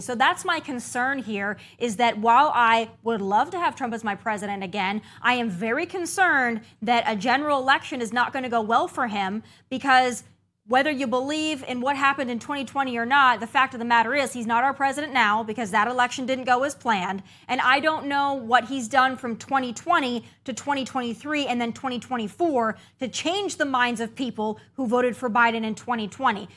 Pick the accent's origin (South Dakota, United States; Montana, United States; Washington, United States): South Dakota, United States; I'm from South Dakota